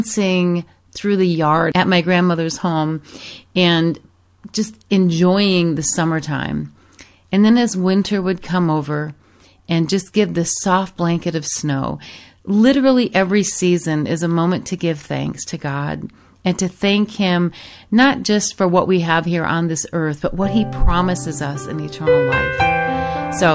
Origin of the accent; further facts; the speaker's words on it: Michigan, United States; moved away as an adult; also born or lived in Arizona / Europe; I grew up in Michigan and many, many years ago moved to Arizona, spent time in Europe